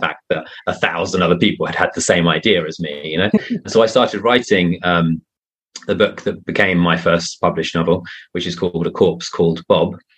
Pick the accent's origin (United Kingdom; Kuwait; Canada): United Kingdom; now in Spain; I live in Spain and I'm I'm British